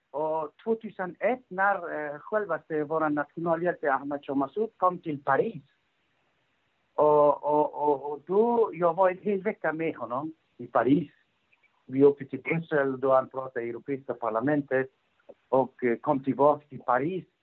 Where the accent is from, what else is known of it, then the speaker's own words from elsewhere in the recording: Afghanistan; also born or lived in Russia; now in Sweden; vi hade flyttat redan från 1992 eh, från Afghanistan. Vi var, jag bodde i Ryssland under den tiden med familjen. Och sen kom pappan och kom, pappan kom till Sverige